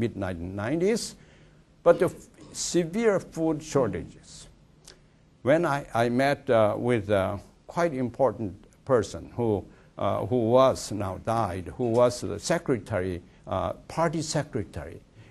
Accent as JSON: {"language": "English", "country": "South Korea", "tie": "born or raised there", "also_born_or_lived": "China", "moved": "yes", "lives_now": "Athens, United States"}